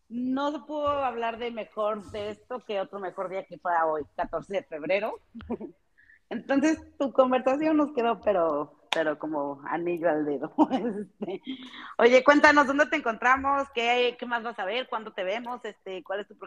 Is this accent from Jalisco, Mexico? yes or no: yes; Guadalajara, Jalisco, Mexico; moved away; Somos tapatíos todos, unidos tapatíos.